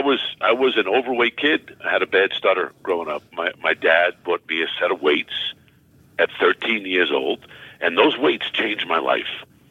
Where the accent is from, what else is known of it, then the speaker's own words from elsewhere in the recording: Baldwin, New York, United States; moved away as an adult; also born or lived in Brooklyn, New York / Cortland, New York; I was born in Brooklyn, New York, and raised in Baldwin, Long Island, as we say, Strong Island